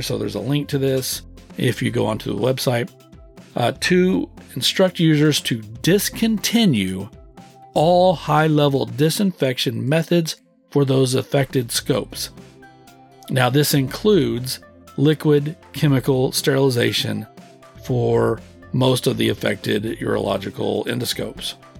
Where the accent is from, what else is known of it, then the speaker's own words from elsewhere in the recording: Texas, United States; I was born and raised in the Lone Star State.